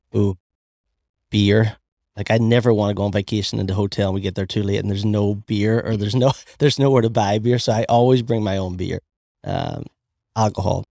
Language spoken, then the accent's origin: English; Ireland; accent: Irish; moved away; we're both from Ireland